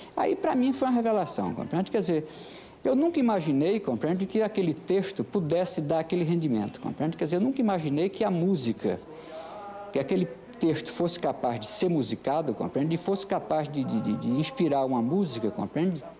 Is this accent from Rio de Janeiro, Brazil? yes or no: no; Recife, Pernambuco, Brazil; also born or lived in São Lourenço da Mata, Pernambuco; Eu nasci no Recife porque, nesse tempo, meu pai era senhor de engenho no município de São Lourenço da Mata